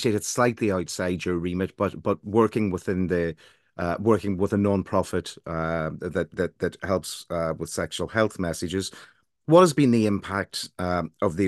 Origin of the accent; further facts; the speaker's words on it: Ireland; accent: Irish; now in England; as you can tell from my accent, although I live in England, I'm from Ireland